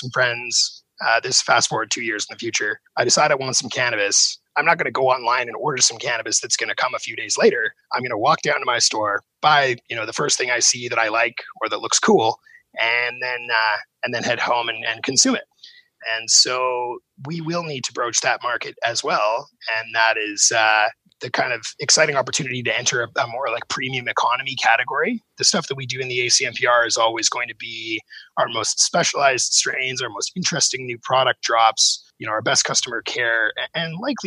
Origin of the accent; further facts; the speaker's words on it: Vancouver, British Columbia, Canada; my hometown of Vancouver